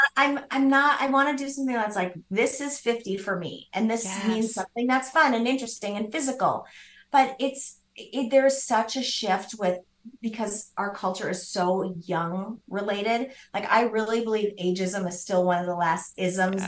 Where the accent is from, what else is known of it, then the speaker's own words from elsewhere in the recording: Midwest, United States; I grew up in the Midwest